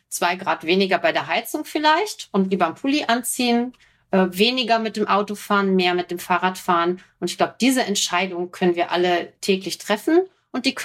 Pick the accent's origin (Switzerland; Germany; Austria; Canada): Germany; North Rhine-Westphalia; Ich komme ja aus dem Ruhrgebiet, wenn ich zu meiner Mutter fahre